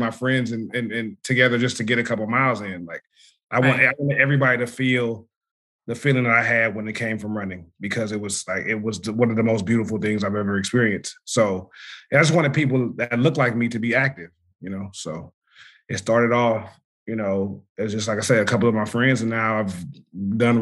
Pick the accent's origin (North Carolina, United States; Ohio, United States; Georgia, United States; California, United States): California, United States; Los Angeles; I'm from South Central. Grew up here, been here my whole life